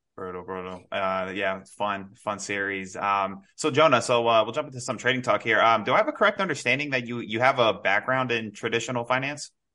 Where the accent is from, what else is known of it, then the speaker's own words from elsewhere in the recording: New York, United States; now in South Florida, United States; I'm originally from New York, but I'm in Florida. I'm in South Florida now